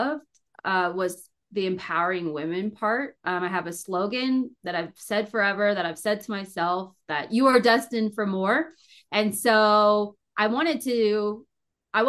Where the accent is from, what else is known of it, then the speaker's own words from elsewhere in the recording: Maryland, United States; moved away as an adult; also born or lived in Delaware; now in Fort Collins, United States; I'm originally from Maryland.